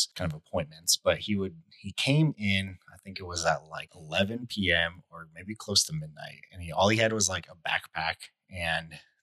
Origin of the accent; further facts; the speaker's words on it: Arizona, United States; I grew up in Arizona. There really are no basements in Arizona